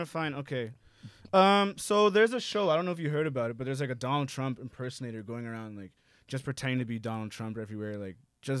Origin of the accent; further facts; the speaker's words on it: Toronto, Ontario, Canada; also born or lived in Brooklyn, New York / Ottawa; As people from Toronto, I think we I'm a Torontonian. I don't know if I'd say I'm Canadian. I'm right. a Torontonian